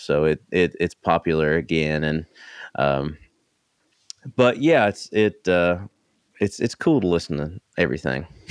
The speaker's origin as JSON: {"language": "English", "region": "East Tennessee", "country": "United States", "tie": "born or raised there", "said": "I grew up in East Tennessee"}